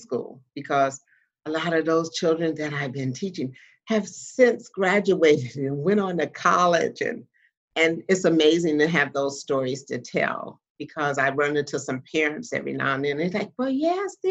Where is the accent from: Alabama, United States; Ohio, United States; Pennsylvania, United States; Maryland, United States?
Ohio, United States; moved away as an adult; also born or lived in Louisiana; now in Iowa, United States; I was 2 years old when my parents moved from Louisiana up north to Ohio